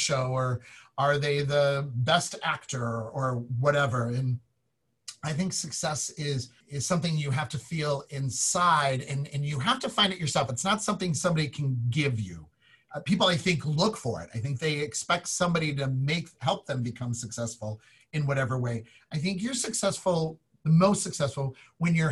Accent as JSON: {"language": "English", "town": "Chicago", "region": "Illinois", "country": "United States", "moved": "yes", "said": "I'm from Chicago"}